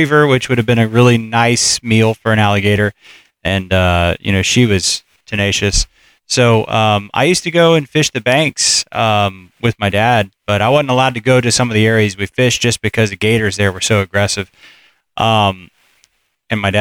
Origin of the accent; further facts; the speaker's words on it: Jacksonville, Florida, United States; I grew up in Jacksonville